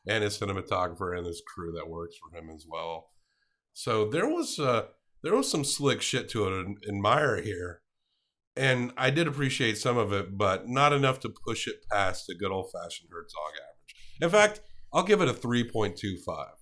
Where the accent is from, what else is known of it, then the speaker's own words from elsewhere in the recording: the South, United States; we grew up in the South